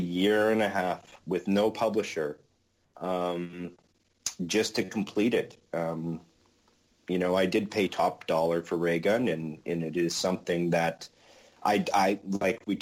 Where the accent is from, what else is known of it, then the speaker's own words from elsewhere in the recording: Winnipeg, Manitoba, Canada; my hometown, Winnipeg, Manitoba, Canada.